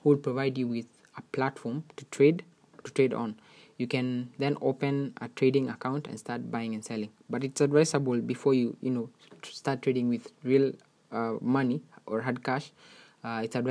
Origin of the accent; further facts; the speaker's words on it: Kenya; your favorite Kenyan YouTuber